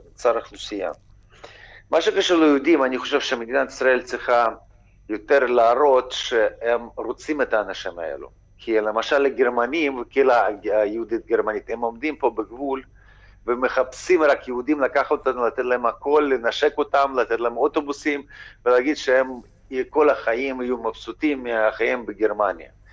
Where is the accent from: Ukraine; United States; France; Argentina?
Ukraine; בתור אזרח אוקראיני